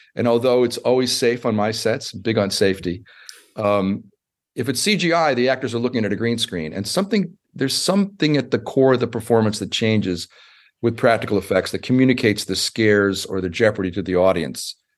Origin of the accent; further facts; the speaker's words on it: United States; I'm an American